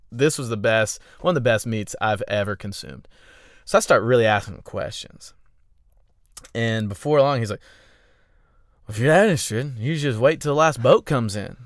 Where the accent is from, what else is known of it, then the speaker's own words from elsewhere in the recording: Augusta, Georgia, United States; now in Austin, United States; I'm from Augusta